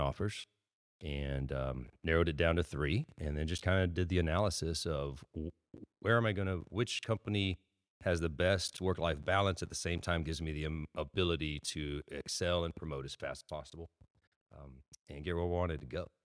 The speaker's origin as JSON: {"language": "English", "town": "Robstown", "region": "Texas", "country": "United States", "tie": "born or raised there", "also_born_or_lived": "San Antonio, Texas", "said": "I was born in Robstown, Texas, to my parents."}